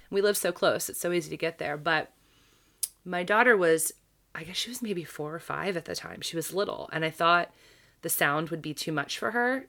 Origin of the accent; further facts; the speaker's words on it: Baltimore, Maryland, United States; my hometown that We are not as scary as our national reputation